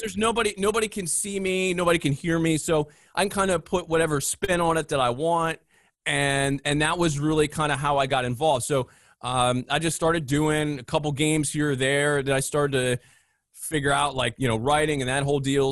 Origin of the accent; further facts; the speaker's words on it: Philadelphia, Pennsylvania, United States; growing up in the Philadelphia area, you're right in the smack dab middle of a big sports area